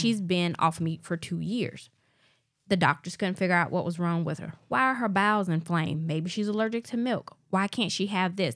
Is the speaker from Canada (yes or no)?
no; Alabama, United States; born or raised there